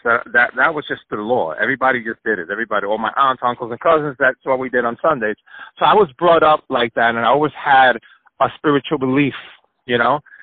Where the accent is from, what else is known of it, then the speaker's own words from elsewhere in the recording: Puerto Rico; also born or lived in New York; I was born in New York, and but I was raised in Puerto Rico